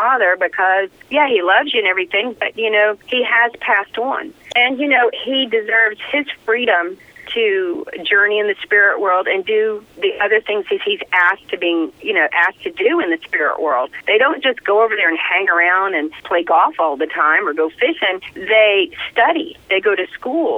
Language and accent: English; the South, United States; I'm from the South